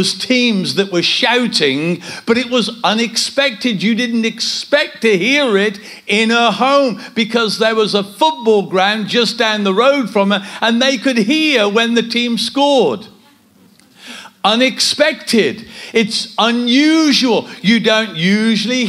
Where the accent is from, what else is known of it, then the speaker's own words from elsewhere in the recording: Kidderminster, West Midlands, United Kingdom; we come from Kidderminster.